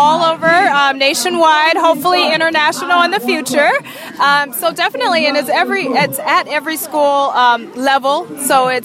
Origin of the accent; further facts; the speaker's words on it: California, United States; I'm a California girl